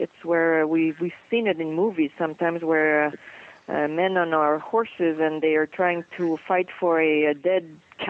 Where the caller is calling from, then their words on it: Hemingford, Quebec, Canada; We're in Quebec province. We are in south of Montreal. Right now we're speaking from Hemingford, which is in Quebec, but close to the American border of New York.